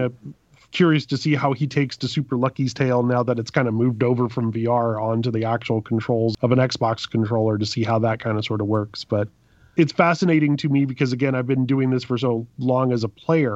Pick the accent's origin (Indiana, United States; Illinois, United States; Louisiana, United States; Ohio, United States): Louisiana, United States; I'm from Louisiana